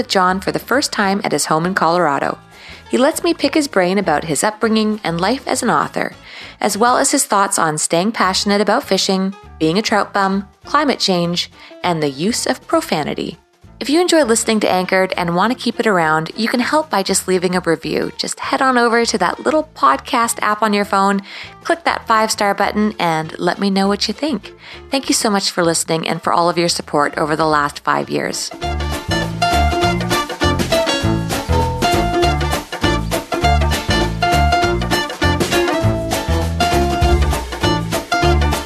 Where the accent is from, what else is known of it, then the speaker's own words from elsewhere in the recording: Canada; as a Canadian